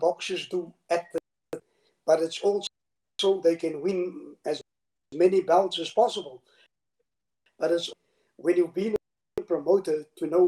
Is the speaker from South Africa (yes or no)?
yes; Cape Town, Western Cape, South Africa; I was born in Cape Town and lived in District 6 from the age of 1 to about 2.